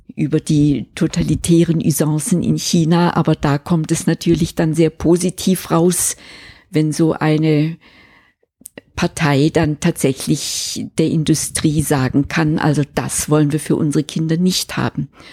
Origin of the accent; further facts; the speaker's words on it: Switzerland; bei uns in der Schweiz